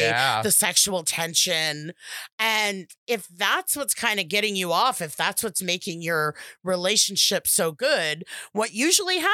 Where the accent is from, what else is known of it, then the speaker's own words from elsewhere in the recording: Southern, United States; accent: Southern; My Southern accent that we got.